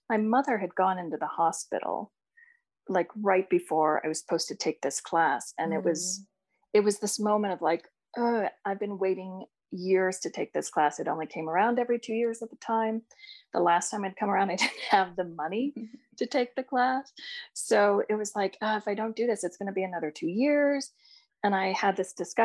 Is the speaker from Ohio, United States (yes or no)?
yes; Ohio, United States; I grew up in Ohio